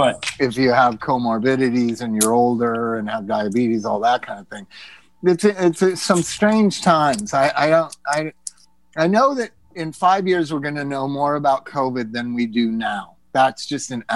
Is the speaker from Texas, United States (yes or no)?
no; Palm Desert, California, United States; I grew up like outside of Palm Desert.